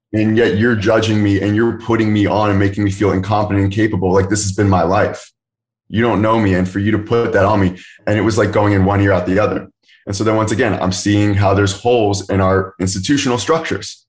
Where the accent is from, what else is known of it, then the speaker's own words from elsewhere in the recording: Philadelphia area, Pennsylvania, United States; moved away as an adult; also born or lived in Kenya; born outside the Philadelphia area, that's where I'm currently living again right now